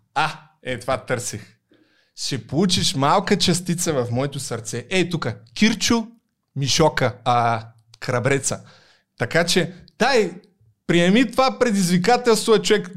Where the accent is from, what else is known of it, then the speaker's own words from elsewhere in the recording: Targovishte, Targovishte Province, Bulgaria; accent: Targovishte dialect; now in Sofia, Bulgaria; съм от търговище и факта, че говоря така, е умишлено, за да подчертая моят търговешки происход.